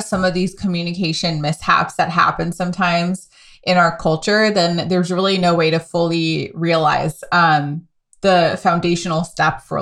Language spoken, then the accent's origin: English; United States; accent: American; because of my accent being a little more American, like it's detectable to anyone locally.